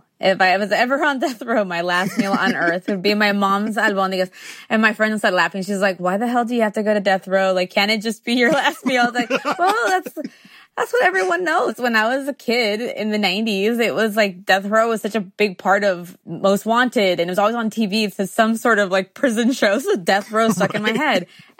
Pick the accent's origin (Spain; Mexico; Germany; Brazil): Mexico; Tijuana, Baja California; also born or lived in San Diego, United States / Guadalajara, Mexico; I was born in San Diego, but we lived in Tijuana. And then when we left Tijuana in the 90s to San Diego, we still had one foot in each country.